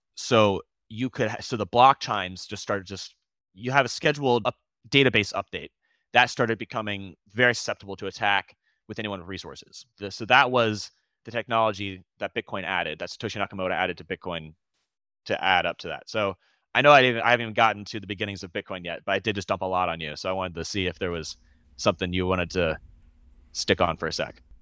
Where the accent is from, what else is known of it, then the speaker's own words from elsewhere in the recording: Florida, United States; also born or lived in Boston; I moved back home. I'm from Florida. I was in Boston. I moved back home last year